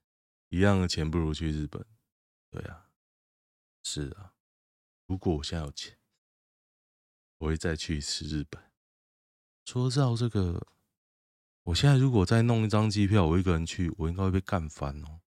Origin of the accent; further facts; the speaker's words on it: Xiangshan, Hsinchu City, Taiwan; 香山，我的故乡。